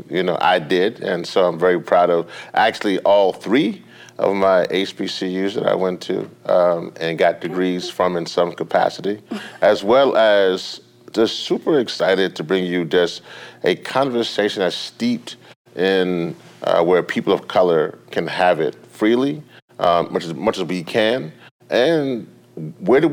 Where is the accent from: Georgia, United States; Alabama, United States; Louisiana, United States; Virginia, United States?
Louisiana, United States; coming to you from my home state of Louisiana in beautiful New Orleans